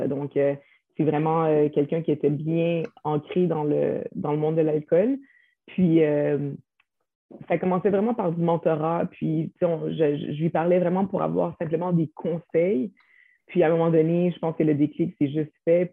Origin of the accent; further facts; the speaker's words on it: Quebec, Canada; on vient du Québec, on est né ici